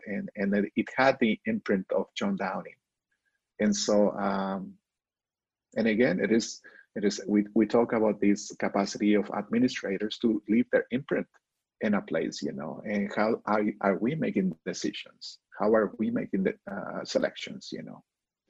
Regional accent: northern Mexico, Mexico; English is a second language; moved away as an adult; also born or lived in Calgary, Canada; now in United States; I grew up in spaces that were liminal. You know, I'm from the north of Mexico, from a border state.

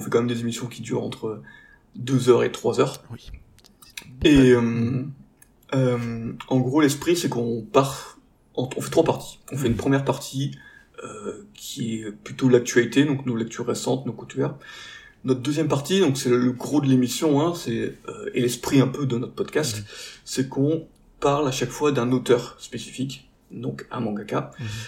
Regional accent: the Nord, Hauts-de-France, France; now in Marseille, France; on a à la base tous du Nord

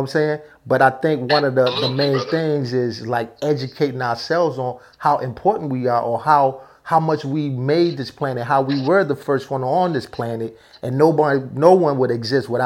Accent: New York City, New York, United States; accent: up north; also born or lived in New Jersey / Newark, New Jersey; I grew up in Brooklyn and in Jersey

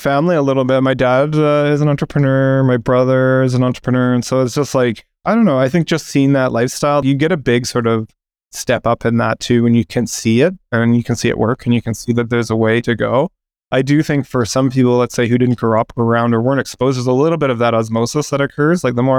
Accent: Calgary, Alberta, Canada; moved away as an adult; also born or lived in Toronto; Yeah, in Calgary, actually.

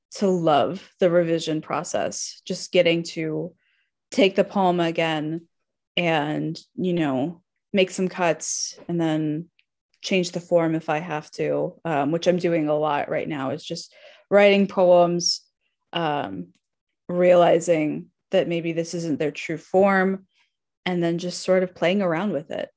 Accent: Arizona, United States; I grew up in Arizona

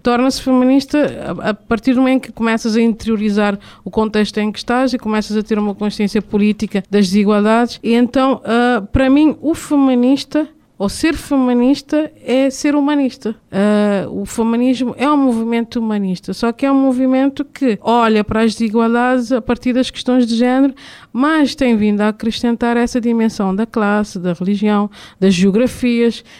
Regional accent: Cape Verde; enquanto cabo-verdiana

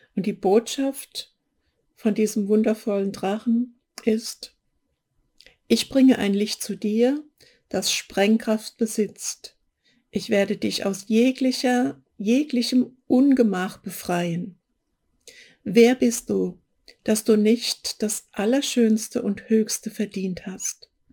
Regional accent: Hesse, Germany; accent: Hessian; jetzt habe ich mich geoutet als Hessin, ja. Die haben da so Probleme mit CH und SCH

